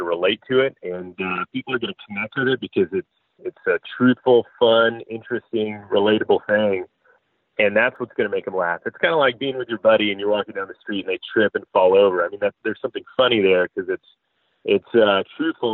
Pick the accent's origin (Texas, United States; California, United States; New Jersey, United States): Texas, United States; Dallas; now in Fort Worth, United States; I grew up in Dallas